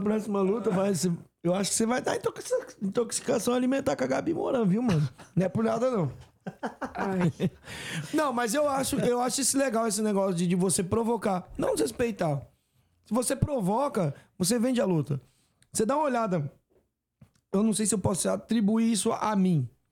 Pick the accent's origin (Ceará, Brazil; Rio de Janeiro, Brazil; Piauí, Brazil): Ceará, Brazil; no Ceará, que é, que é da minha terra